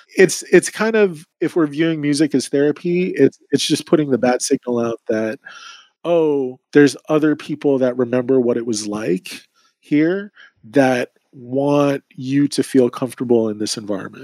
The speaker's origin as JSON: {"language": "English", "town": "Sacramento", "region": "California", "country": "United States", "tie": "born or raised there", "moved": "as an adult", "lives_now": "San Francisco, United States", "said": "being born and raised in Sacramento"}